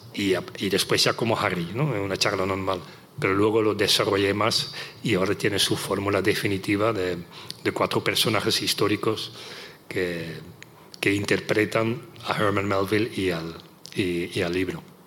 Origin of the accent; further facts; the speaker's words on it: Netherlands; Spanish is a second language; moved away; en los Países Bajos, mi país natal, no en español evidentemente, sino en neerlandés